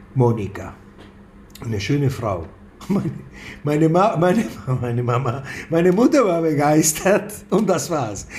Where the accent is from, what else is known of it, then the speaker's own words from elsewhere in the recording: Buenos Aires, Argentina; now in Germany; ich komme aus Argentinien, sozialisiert in Buenos Aires, Jude